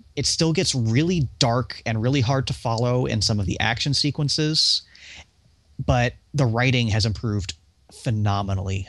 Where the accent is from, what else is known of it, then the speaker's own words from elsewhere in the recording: United States; I'm American, I don't speak proper